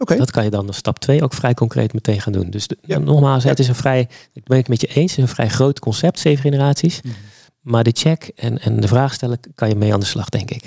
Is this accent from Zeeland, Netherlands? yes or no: yes; Zeeland, Netherlands; ik kom uit Zeeland. Eh, opgegroeid met een vader